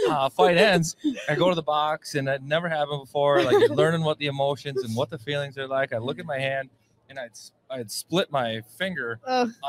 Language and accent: English; Minnesota, United States; I'm an American kid, Minnesota